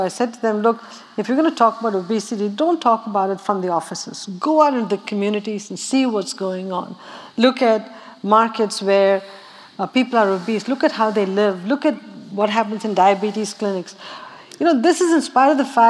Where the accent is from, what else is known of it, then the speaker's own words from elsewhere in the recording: Chennai, Tamil Nadu, India; moved away; I grew up water distressed in Madras.